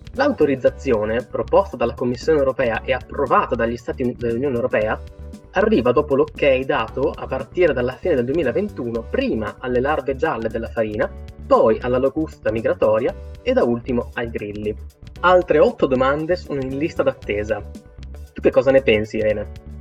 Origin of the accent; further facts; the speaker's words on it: Italy; noi in Italia ci cibiamo e anche molto spesso